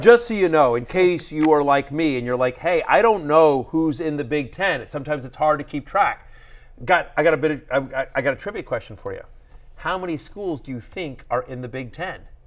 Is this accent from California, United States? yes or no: no; College Station, Texas, United States; moved away; I grew up in College Station, Texas